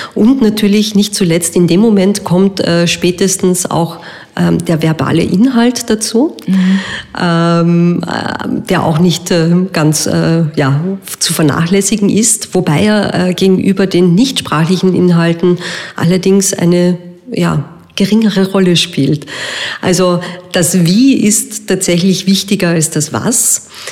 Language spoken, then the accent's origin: German; Vienna, Austria; bei uns in Wien